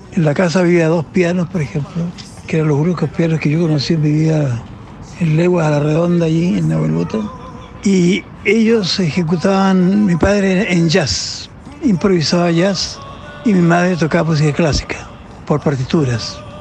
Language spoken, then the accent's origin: Spanish; Nacimiento, Biobío, Chile; moved away; Nacimiento donde yo nací